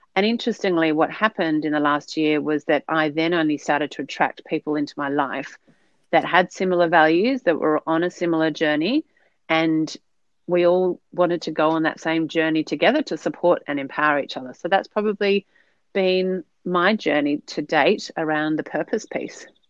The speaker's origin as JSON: {"language": "English", "town": "Sydney", "region": "New South Wales", "country": "Australia", "moved": "as an adult", "lives_now": "New Zealand", "said": "I am an, an Aussie living in New Zealand. So hailing originally uh, from Sydney with a with a Dutch background"}